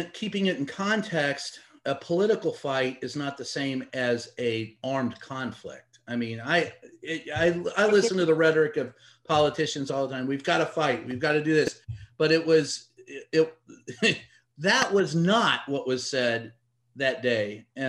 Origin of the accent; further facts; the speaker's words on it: United States; It was the worst day in my life as far as an American.